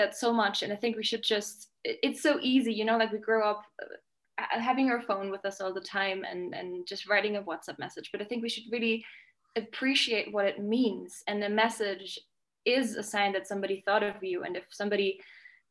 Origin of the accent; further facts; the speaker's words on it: Germany; moved away as an adult; also born or lived in Scotland; now in Mexico; I grew up in Germany with my dad, my mom, and my sister and brother. And then I moved to Scotland when I was 18.